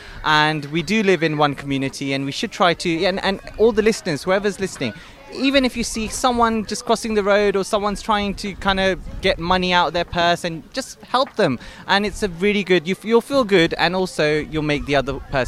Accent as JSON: {"language": "English", "town": "St Albans", "region": "East of England", "country": "United Kingdom", "tie": "born or raised there", "said": "I'm born and bred in St. Albans, lived here all my life"}